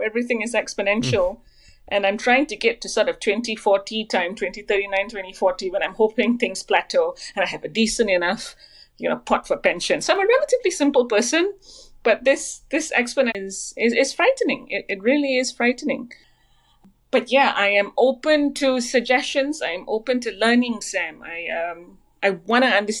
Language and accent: English; Malaysia; moved away; I'm Malaysian originally